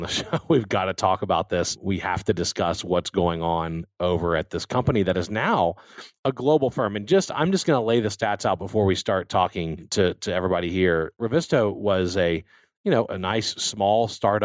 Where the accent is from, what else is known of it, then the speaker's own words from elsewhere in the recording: Baton Rouge, Louisiana, United States; moved away; also born or lived in Texas; I grew up in Louisiana, where we didn't even have an ice rink growing up